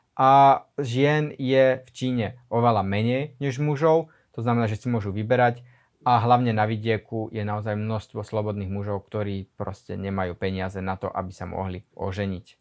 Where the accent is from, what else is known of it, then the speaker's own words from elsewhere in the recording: Slovakia; moved away as an adult; now in Shanghai, China; som zo Slovenska, na tom Slovensku sa toho až tak veľmi veľa, až tak rýchlo nemení a ja som zo slovenskej dediny